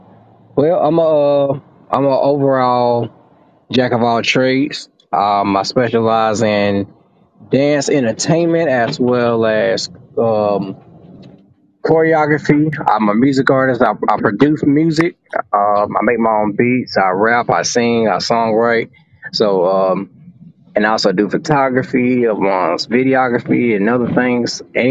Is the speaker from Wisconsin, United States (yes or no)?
no; Spartanburg, South Carolina, United States; Oh, and I'm also from Spartanburg, South Carolina.